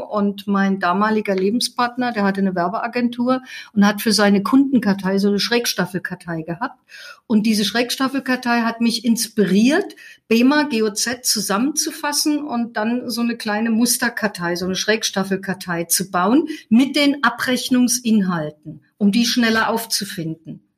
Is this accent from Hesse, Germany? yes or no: yes; Fulda, Hesse, Germany; also born or lived in Leipzig; now in Heidelberg, Germany; geboren bin ich in Fulda